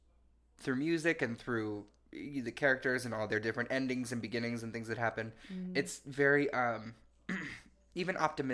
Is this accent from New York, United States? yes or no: yes; New York, United States; I'm Italian. I'm from New York.